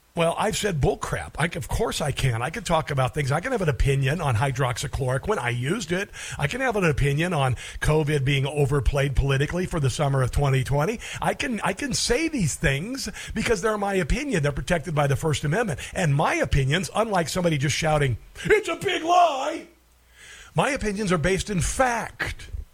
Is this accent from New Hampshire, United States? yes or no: no; Mankato, Minnesota, United States; I was born in Mankato, Minnesota